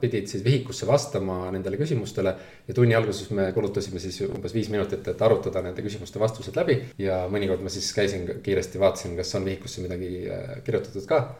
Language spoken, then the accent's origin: Estonian; Tallinn, Harju County, Estonia; also born or lived in Helsinki; õpetasingi Merivälja koolis, kus ma olin ise kunagi esimeses klassis õppinud